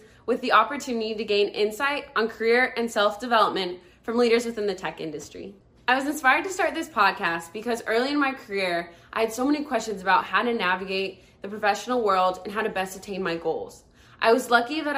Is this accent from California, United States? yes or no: yes; California, United States; moved away as an adult; also born or lived in New York; I was raised in California and moved out to New York for college